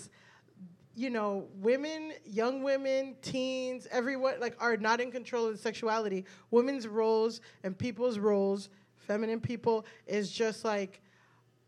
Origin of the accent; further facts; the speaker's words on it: South Florida, United States; I grew up in South Florida